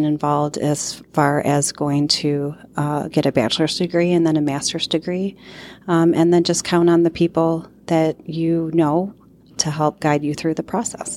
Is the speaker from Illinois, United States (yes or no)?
yes; Rochelle, Illinois, United States; also born or lived in Ohio; We moved from Ohio to Rochelle when I was in kindergarten, and I went to school at Central School and then Tilton, and at the time Rochelle Junior High School and Rochelle Township High School